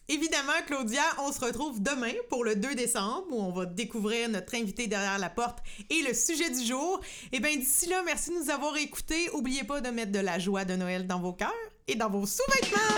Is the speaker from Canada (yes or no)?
yes; Saint-Norbert, Quebec, Canada; j'ai grandi à Saint-Norbert